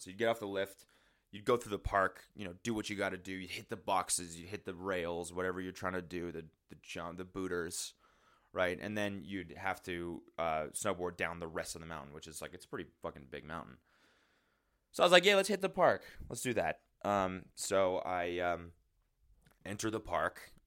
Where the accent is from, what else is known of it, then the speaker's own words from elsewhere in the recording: Calgary, Alberta, Canada; Growing up in Calgary